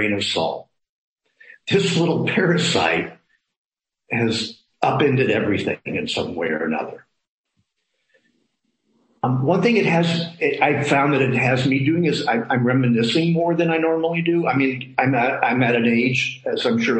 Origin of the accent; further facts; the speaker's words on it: Midwest, United States; now in San Francisco, United States; I come from the Midwest